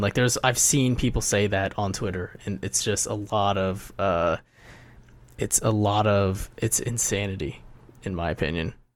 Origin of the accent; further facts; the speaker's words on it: Ohio, United States; now in New York, United States; I'm from Ohio